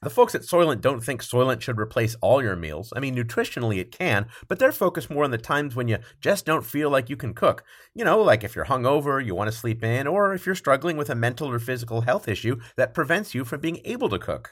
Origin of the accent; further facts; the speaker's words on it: United States; we're from the States.